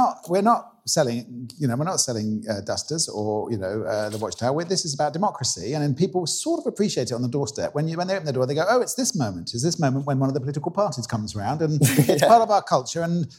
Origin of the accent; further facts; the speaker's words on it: Maidenhead, South East England, United Kingdom; moved away; I stood in 2001 in my hometown.